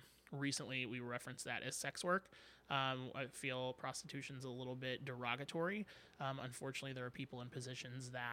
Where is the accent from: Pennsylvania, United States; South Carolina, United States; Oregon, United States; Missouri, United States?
Missouri, United States; St. Charles; I was born in St. Charles.